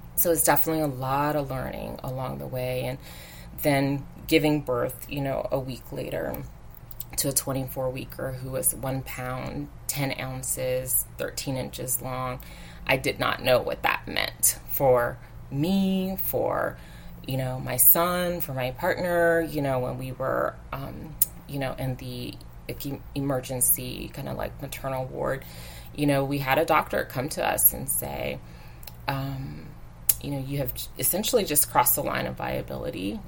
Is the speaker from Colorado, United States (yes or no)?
no; Virginia, United States; moved away as an adult; I'm from Virginia too